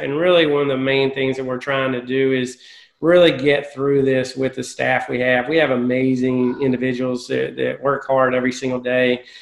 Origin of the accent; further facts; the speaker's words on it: Tennessee, United States; moved away as an adult; now in Charlotte, United States; I'm originally from Tennessee